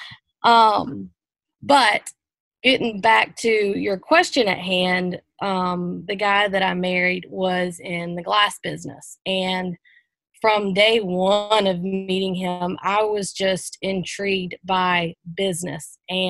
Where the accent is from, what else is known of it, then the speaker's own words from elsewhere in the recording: United States; moved away as an adult; also born or lived in Columbia / Charleston; Moved away from my hometown of Pomeri, so about 2 hours away